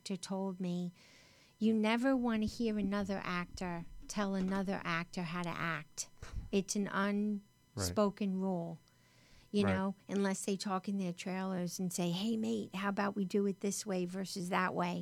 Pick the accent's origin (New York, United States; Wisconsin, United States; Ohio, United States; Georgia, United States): New York, United States; Westchester; accent: New York; now in Los Angeles, United States; I grew up in Westchester